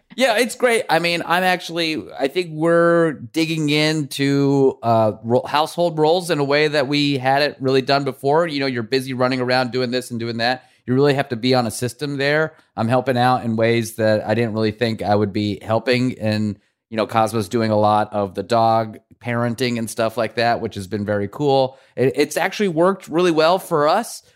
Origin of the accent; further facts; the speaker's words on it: Iran; now in New York, United States; we come from Iran